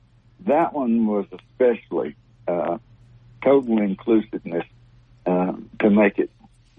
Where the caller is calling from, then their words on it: Alabaster, Alabama, United States; Alabaster, Alabama.